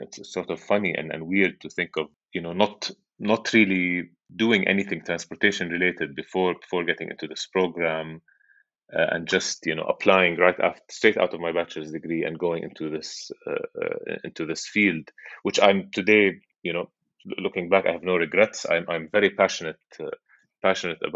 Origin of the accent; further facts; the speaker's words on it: Amman, Amman Governorate, Jordan; moved away as an adult; also born or lived in MIT, United States; I grew up in Amman, Jordan. That's where I was born and spent most of my life and currently live.